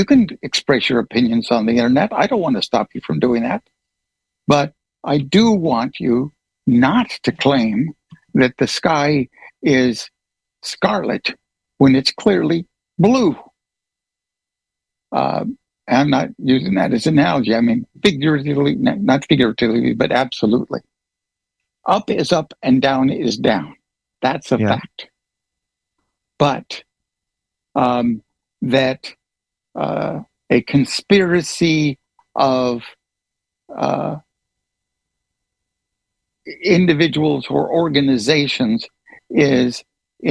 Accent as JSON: {"language": "English", "country": "United States", "said": "I am an American citizen"}